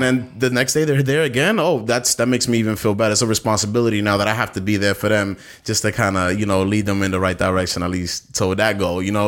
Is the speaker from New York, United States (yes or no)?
yes; New York City, New York, United States; I'm from Bastow, Brooklyn